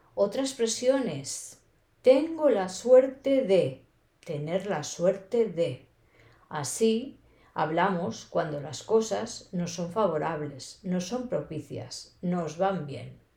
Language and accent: Spanish; Spain; accent: castellano (typical Spanish of Spain); first language Spanish; now in Barcelona, Spain; mi español es el típico de español, también llamado castellano